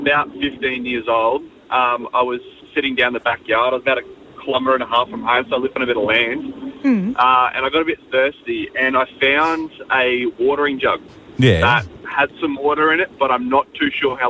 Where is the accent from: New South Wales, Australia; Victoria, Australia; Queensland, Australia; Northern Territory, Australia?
Queensland, Australia; far north; I grew up in far north Queensland.